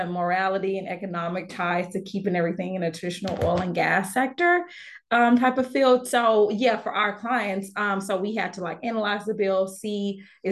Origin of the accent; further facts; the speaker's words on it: Houston, Texas, United States; I grew up in Houston